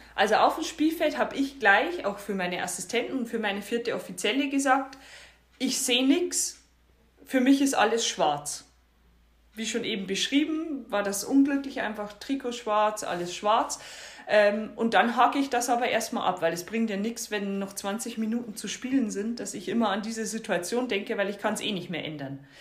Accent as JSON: {"language": "German", "region": "Bavarian Forest", "country": "Germany", "tie": "born or raised there", "also_born_or_lived": "northern Germany", "moved": "yes", "said": "dass ich im Norden zu Hause bin, aber meine Heimat auch noch im bayerischen Wald ist."}